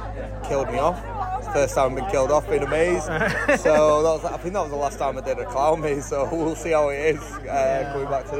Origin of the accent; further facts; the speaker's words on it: Manchester, North West England, United Kingdom; I'm from Manchester